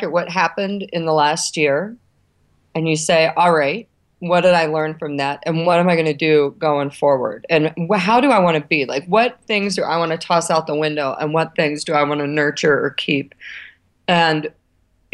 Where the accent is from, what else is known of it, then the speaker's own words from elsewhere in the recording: United States; also born or lived in Ohio / Kentucky; now in New York, United States; I'm from Ohio and Kentucky